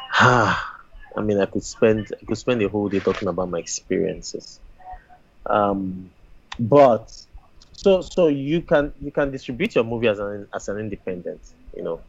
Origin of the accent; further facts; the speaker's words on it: Nigeria; as a Nigerian filmmaker making films in Nigeria